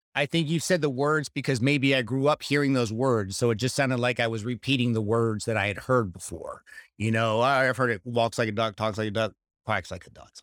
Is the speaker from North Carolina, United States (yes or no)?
yes; Charlotte, North Carolina, United States; moved away; Charlotte, which is where I was born and raised, just north of Charlotte